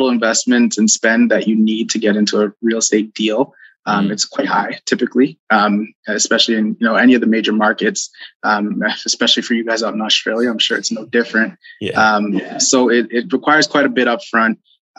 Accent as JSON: {"language": "English", "town": "Toronto", "region": "Ontario", "country": "Canada", "tie": "born or raised there", "moved": "yes", "lives_now": "Alberta, Canada", "said": "We're born and raised in Toronto"}